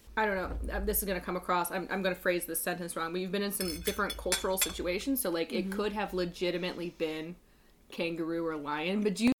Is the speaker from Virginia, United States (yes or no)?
no; North Carolina, United States; now in Chicago, United States; I'm from North Carolina